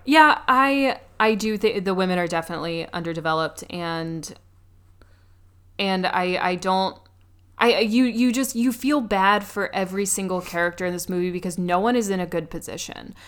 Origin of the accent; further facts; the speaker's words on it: New York, United States; as a New Yorker